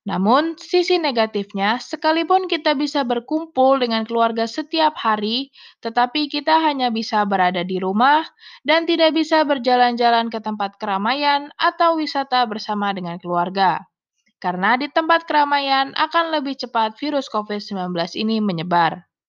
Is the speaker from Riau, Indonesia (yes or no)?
yes; Pekanbaru, Riau, Indonesia; born there; Saya lahir di Pekanbaru tanggal 14 Februari tahun 2000. Saya anak kedua dari tiga bersaudara.